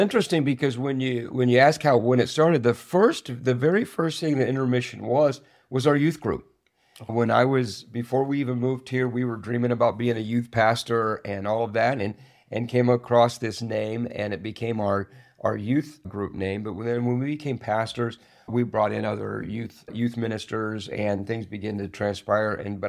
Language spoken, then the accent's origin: English; Springfield, Missouri, United States; Springfield, Missouri.